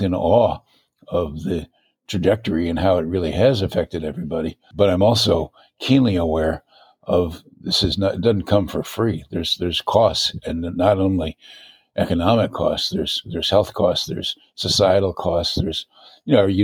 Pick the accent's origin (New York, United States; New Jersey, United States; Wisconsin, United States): New York, United States; Schenectady; moved away as an adult; also born or lived in Richland, Washington / Rye, New York / San Jose, California; I grew up originally in Schenectady, New York, upstate New York, near Albany